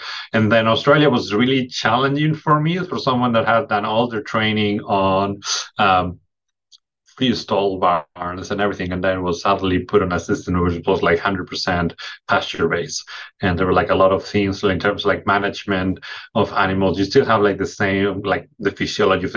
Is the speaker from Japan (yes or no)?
no; Spain; moved away as an adult; now in Michigan, United States; I'm originally from Spain. I was raised on a dairy farm